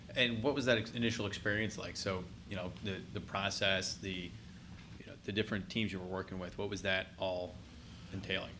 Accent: California, United States; moved away as an adult; now in Columbus, United States; I grew up in California

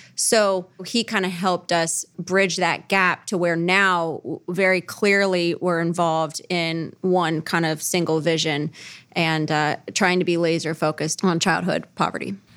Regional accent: Cincinnati, Ohio, United States; born and raised in Cincinnati

